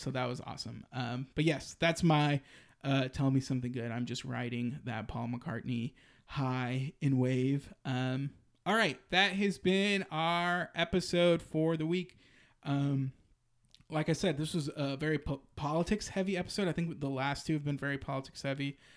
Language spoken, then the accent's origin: English; Austin, Texas, United States; my hometown. And it was in, you know, the crown jewel of Austin, Zilker Park